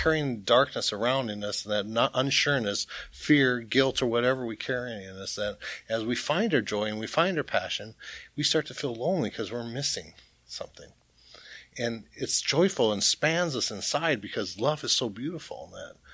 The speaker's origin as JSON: {"language": "English", "town": "Boston", "region": "Massachusetts", "country": "United States", "said": "I'm from Boston, Massachusetts."}